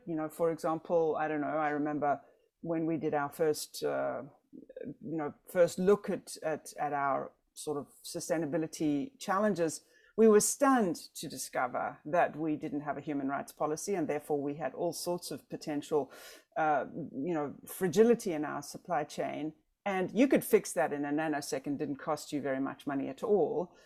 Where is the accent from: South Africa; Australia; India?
South Africa; now in United States; I'm South African. I cannot vote. I'm a green card holder.